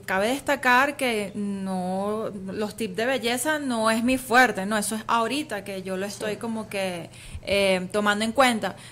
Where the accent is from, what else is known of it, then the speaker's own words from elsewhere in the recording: Venezuela; soy orgullosamente venezolana, con, raíz griega también por supuesto porque mi papá es griego